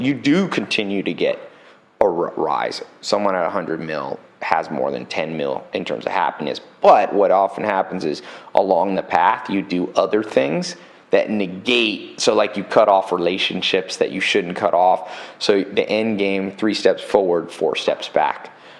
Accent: San Diego, California, United States; also born or lived in Long Beach, California; I was born in good old Long Beach, Compton area, but I was raised somewhat in San Diego.

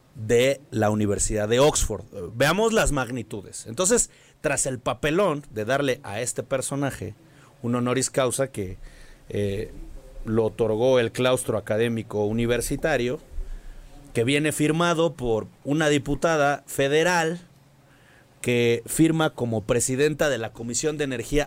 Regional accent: Mexico City, Mexico; nosotros somos chilangos

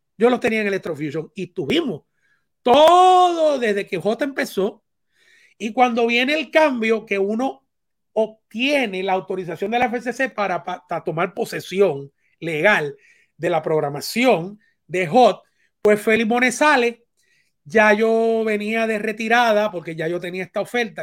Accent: Puerto Rico; moved away as an adult; cuando yo salí de Puerto Rico

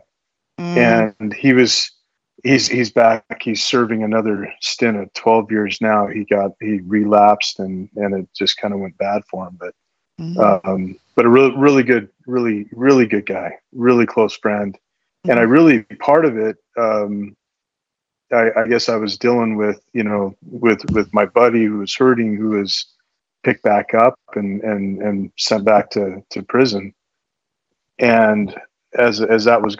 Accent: Arizona, United States; I grew up in Arizona

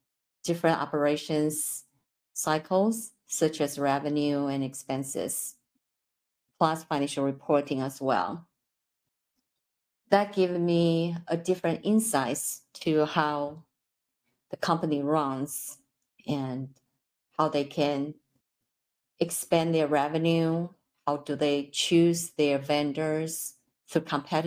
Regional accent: Taipei, Taiwan; English is a second language; moved away as an adult; now in United States; I'm originally from Taipei, Taiwan. I came here to obtain my master's degree.

